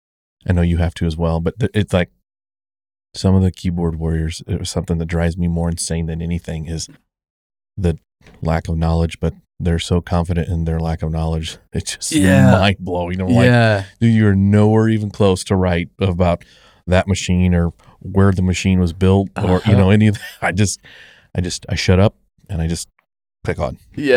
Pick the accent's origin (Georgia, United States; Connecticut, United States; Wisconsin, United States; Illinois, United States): Illinois, United States; I grew up in Central Illinois and I'm like, this is how we move our potato dirt.